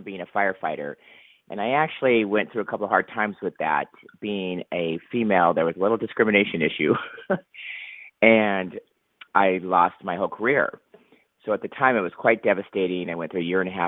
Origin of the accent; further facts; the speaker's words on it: Huntington Beach, California, United States; my hometown of Huntington Beach, California